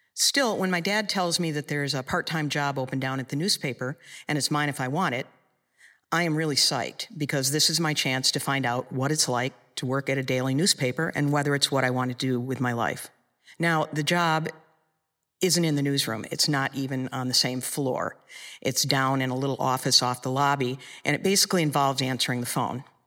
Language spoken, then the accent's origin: English; Michigan, United States; in Michigan, in my hometown